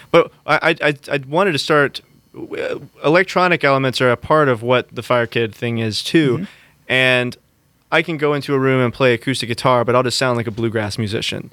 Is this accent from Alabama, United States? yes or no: yes; Muscle Shoals, Alabama, United States; I am an artist from Muscle Shoals, Alabama